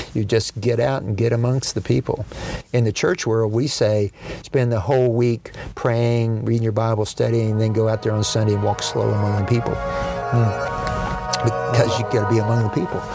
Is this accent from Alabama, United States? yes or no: no; Dallas, Texas, United States; also born or lived in small town northeast of Denton, Texas; now in Tyler, United States; I was raised in Dallas, uh, in North Dallas